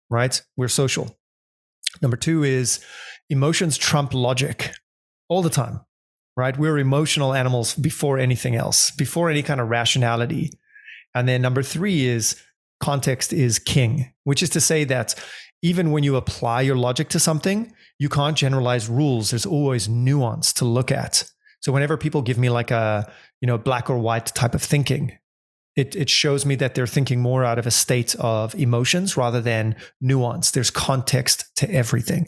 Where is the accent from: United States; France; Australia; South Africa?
South Africa; Johannesburg, Gauteng; moved away as an adult; also born or lived in London / Argentina / Indonesia; I grew up in South Africa in Johannesburg